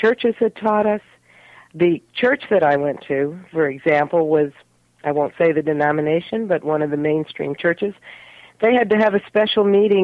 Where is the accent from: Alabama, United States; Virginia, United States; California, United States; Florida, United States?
Virginia, United States; Richmond; moved away as an adult; also born or lived in Haifa, Israel; I grew up in Richmond, Virginia in the 50s and 1960s up into the early 70s